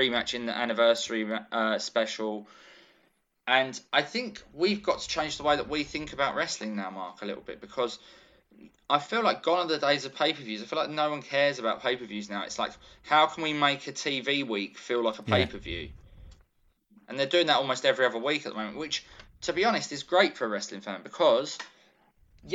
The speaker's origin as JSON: {"language": "English", "country": "United Kingdom", "accent": "British", "said": "being British"}